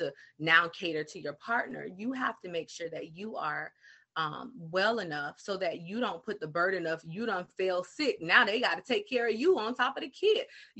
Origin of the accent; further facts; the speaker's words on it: the South, United States; I'm from the South, so it's sugar down here